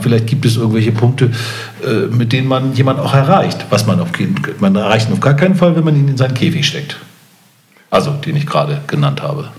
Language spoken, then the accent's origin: German; Hamburg, Germany; auch als Hamburger